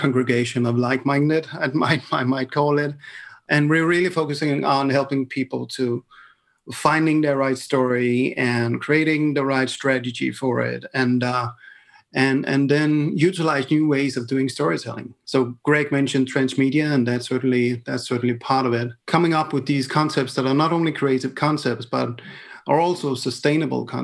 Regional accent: Denmark; I come from Denmark

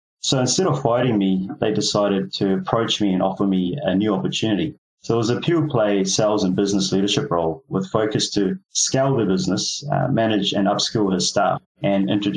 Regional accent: New Zealand; also born or lived in Fiji; I was born in Fiji Islands. I've been raised in New Zealand

